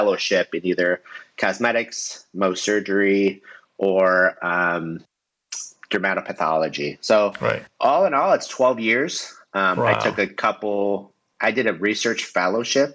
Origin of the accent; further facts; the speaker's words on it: Michigan, United States; moved away as an adult; now in Florida, United States; I am from Michigan